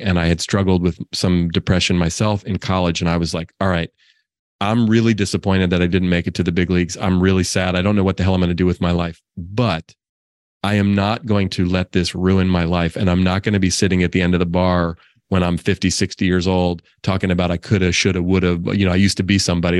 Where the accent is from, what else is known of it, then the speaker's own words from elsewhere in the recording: Oakland, California, United States; also born or lived in Marin County, California; I grew up in Oakland, California. I still live in the Bay Area, not in Oakland anymore